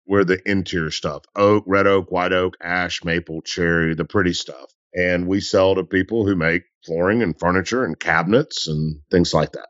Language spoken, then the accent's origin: English; Memphis, Tennessee, United States; also born or lived in Delta South; I'm a dude from Memphis who volunteered coaching high school football.